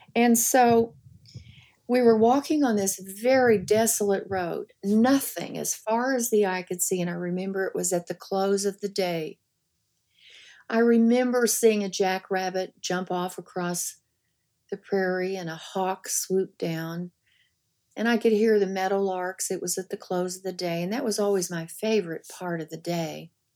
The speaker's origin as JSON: {"language": "English", "region": "the Ozarks", "country": "United States", "tie": "born or raised there", "moved": "yes", "said": "I grew up in the Ozarks"}